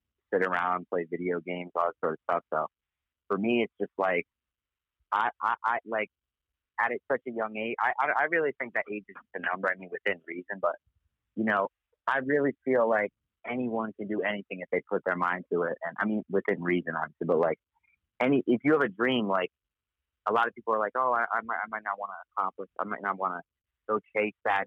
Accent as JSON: {"language": "English", "region": "Connecticut", "country": "United States", "said": "I'm from Connecticut"}